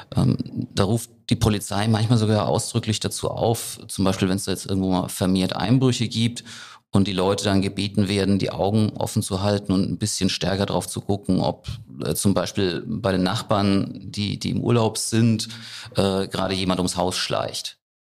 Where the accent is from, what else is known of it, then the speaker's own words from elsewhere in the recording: Rhineland-Palatinate, Germany; bei uns in der Pfalz, in Frankenthal